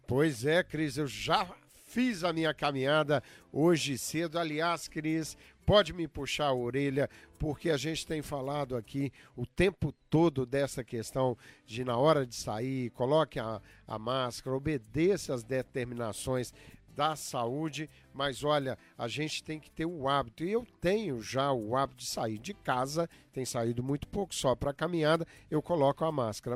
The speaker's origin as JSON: {"language": "Portuguese", "country": "Brazil", "tie": "born or raised there", "moved": "yes", "lives_now": "United States", "said": "desde a minha juventude lá no Brasil"}